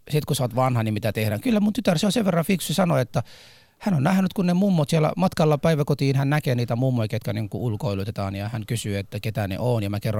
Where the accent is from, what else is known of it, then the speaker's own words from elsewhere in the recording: Somalia; now in Finland; Hei, mä oon, mä oon Somaliasta.